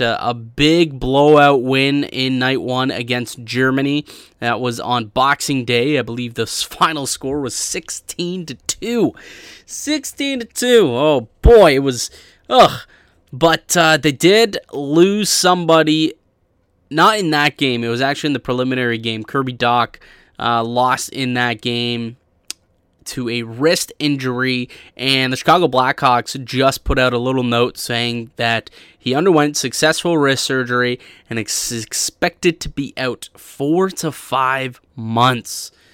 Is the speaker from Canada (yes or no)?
yes; Canada; I still bleed red and white as a Canadian